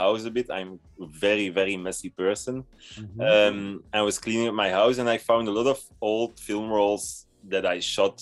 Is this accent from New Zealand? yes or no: no; Belgium; I'm from Belgium and I'm 32 years old